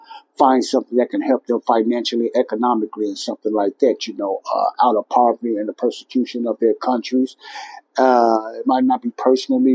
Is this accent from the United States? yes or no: yes; Chicago, Illinois, United States; my hometown, Chicago